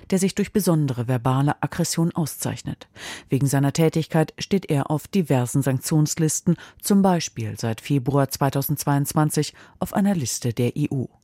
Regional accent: Hesse, Germany; Meine Heimat ist Hessen. Hier bin ich verwurzelt

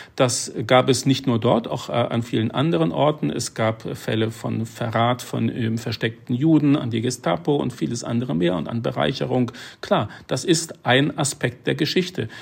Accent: Germany; wir uns immer noch als Deutsche

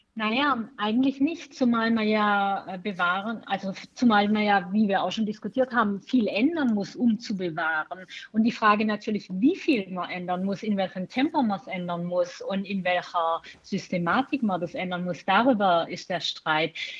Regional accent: Baden-Württemberg, Germany; ich komme ja selber aus Baden-Württemberg

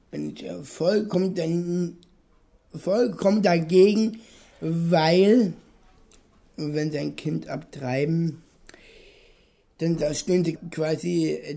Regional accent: Berlin, Germany; Wir sind Berliner

